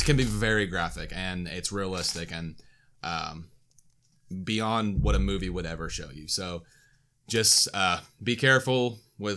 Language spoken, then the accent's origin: English; Farmersville, Texas, United States; I'm from Farmersville